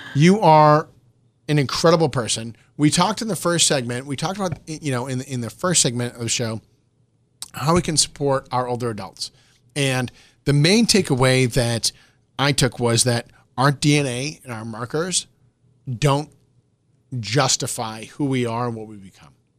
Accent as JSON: {"language": "English", "town": "Boston", "region": "Massachusetts", "country": "United States", "said": "I'm from Boston"}